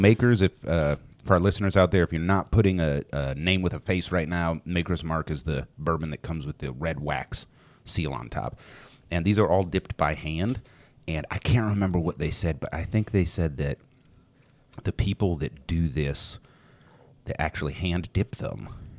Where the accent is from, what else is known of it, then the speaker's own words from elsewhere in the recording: Scotland, United Kingdom; I'm Scottish. I can't just drink a shot.